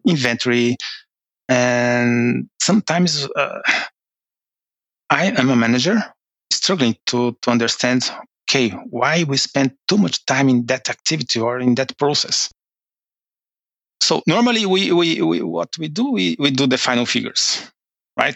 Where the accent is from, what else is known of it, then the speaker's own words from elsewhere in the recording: Brazil; moved away as an adult; now in Norway; from Brazil. Um, I live in Norway uh, for two years now